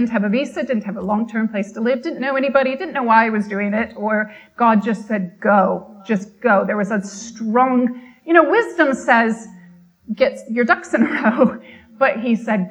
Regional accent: Michigan, United States; moved away as an adult; now in United Kingdom; I always grew up in Michigan, lived in Michigan until my mid-30s

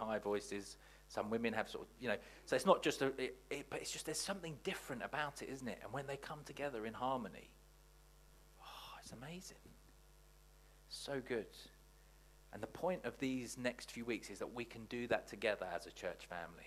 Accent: Watford, East of England, United Kingdom; I grew up in Watford

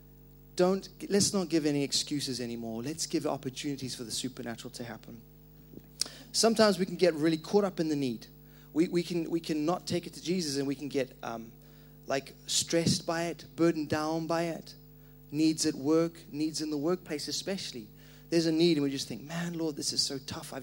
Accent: Zimbabwe; moved away; I grew up in Zimbabwe, and our culture

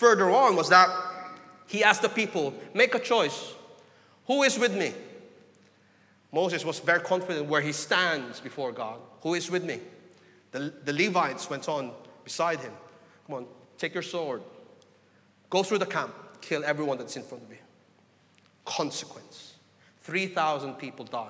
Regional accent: Philippines; I come from the Philippines, you know, a very religious people

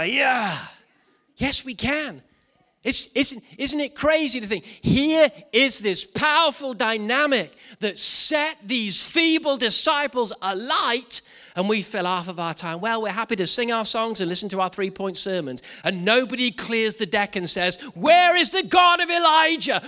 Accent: Wales, United Kingdom; speaking as a Welshman

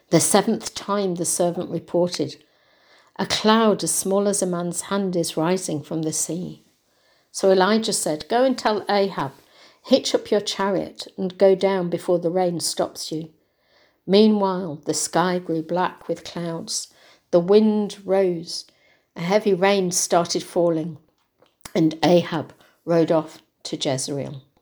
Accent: Hindley, North West England, United Kingdom; moved away as an adult; also born or lived in Birmingham; now in Wigan, United Kingdom; I was born in Hindley, but moved to Birmingham when I was 21 to work. But after 40 years in Birmingham, after retiring, I felt God was telling me to come back to Wigan.

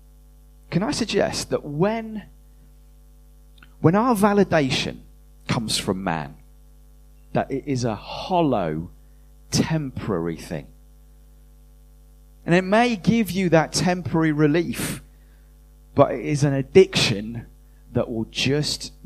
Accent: United Kingdom; we're British, most of us

